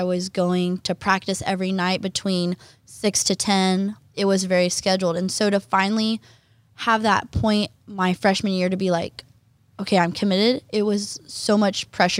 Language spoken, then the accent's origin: English; Oklahoma, United States; moved away as an adult; I'm from Oklahoma.